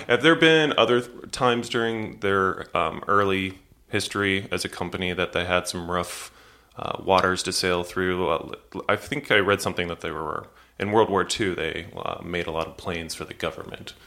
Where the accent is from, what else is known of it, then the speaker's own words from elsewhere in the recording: St. Louis, Missouri, United States; I grew up in Saint Louis